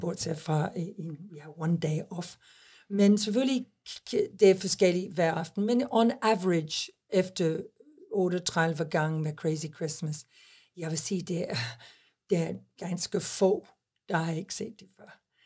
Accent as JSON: {"language": "Danish", "region": "England", "country": "United Kingdom", "second_language": "Danish", "moved": "yes", "lives_now": "Denmark", "said": "jeg er engelsk, jeg er i engelsk pas"}